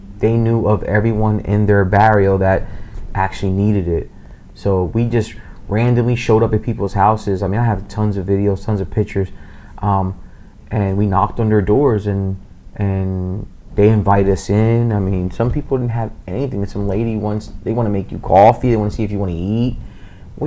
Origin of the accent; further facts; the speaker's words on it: Reading, Pennsylvania, United States; I said, Reading, Pennsylvania